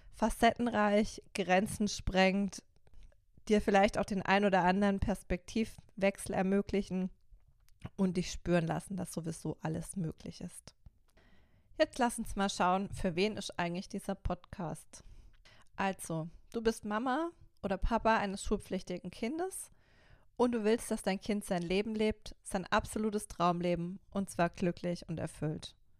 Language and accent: German; Karlsruhe, Baden-Württemberg, Germany; accent: Baden; moved away as an adult; now in Stuttgart, Germany; ganz ursprünglich komme ich aus Karlsruhe. Ähm, das merkst du sicher vielleicht auch an meinem badischen Dialekt.